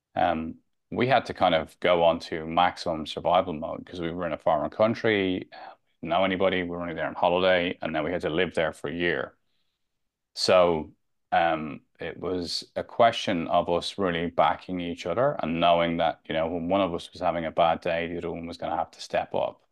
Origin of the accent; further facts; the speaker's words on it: Dublin, Leinster, Ireland; moved away as an adult; also born or lived in London / Spain; I grew up in Santry, Northside Dublin